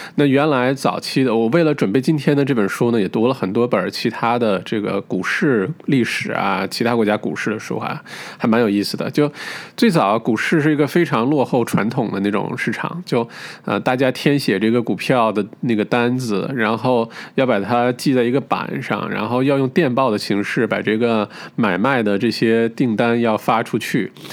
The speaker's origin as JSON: {"language": "Chinese", "country": "China", "said": "我们中国人是特别喜欢存款的"}